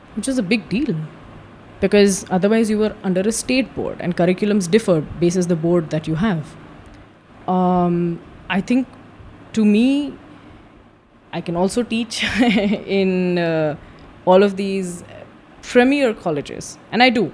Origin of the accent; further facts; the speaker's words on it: Madhya Pradesh, India; I'm from Madhya Pradesh